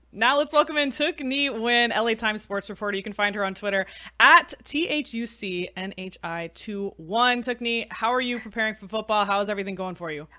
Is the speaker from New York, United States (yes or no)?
no; California, United States; I was born and raised in California